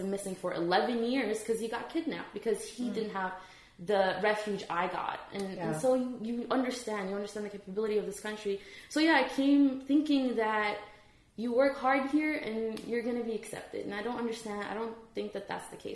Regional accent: Dubai, United Arab Emirates; moved away as an adult; also born or lived in Iraq; now in United States; I was in Dubai. So we escaped from Iraq when I was eight and nine

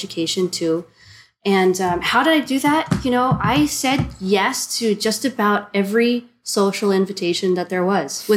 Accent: Ohio, United States; moved away as an adult; now in China; My home state's Ohio. Mm-hmm. And I left when I was 18

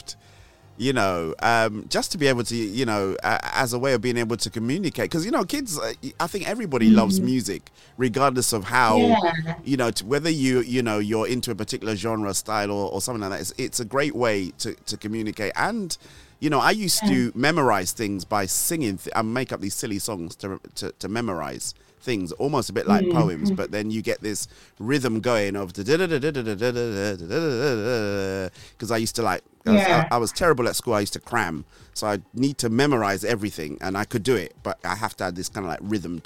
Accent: Nigeria; now in United Kingdom; I grew up in Nigeria. I did secondary school in Nigeria.

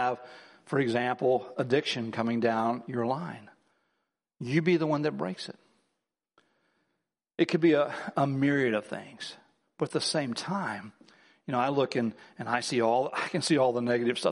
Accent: Midwest, United States; I grew up in the Midwest.

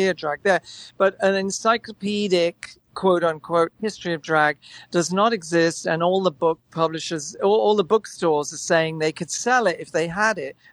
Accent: England, United Kingdom; moved away; also born or lived in Manchester; I grew up in England

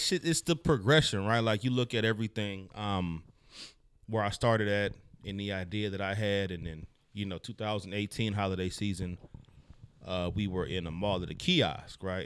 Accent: the Bay Area, California, United States; I'm from the Bay

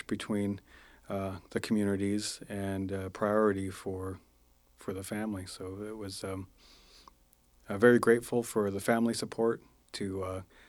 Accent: Lummi Indian Reservation, Washington, United States; I have a lot of great memories growing up on the reservation

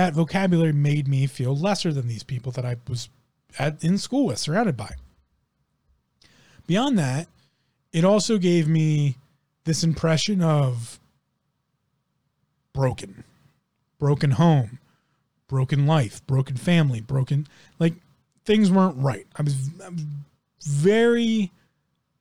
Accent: United States; I grew up in one of the richest counties in the United States of America

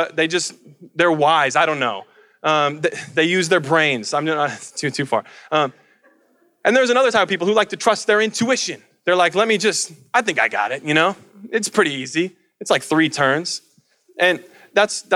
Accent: Colorado, United States; the mountains that I grew up with in Colorado

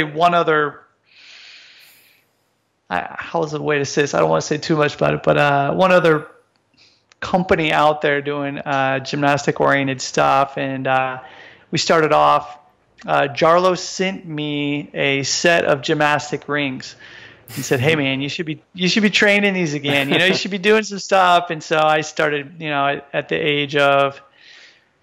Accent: United States; moved away as an adult; now in Japan; I'm originally from the United States.

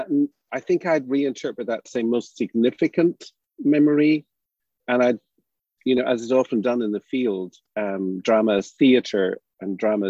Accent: Ireland; We're not used to that growing up in Ireland.

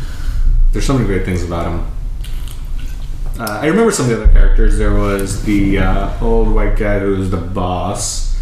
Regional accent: Bangladesh; moved away; when we were growing up in Bangladesh.

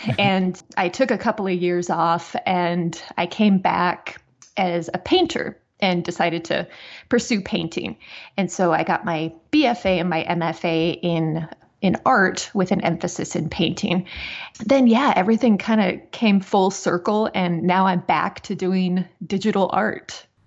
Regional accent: South Dakota, United States; moved away as an adult; also born or lived in West Plains, Missouri / Wyoming; now in Missouri, United States; I was born in West Plains, Missouri, but uh, we moved up to South Dakota when I was, I think, around one. And I was there until like my mid 20s

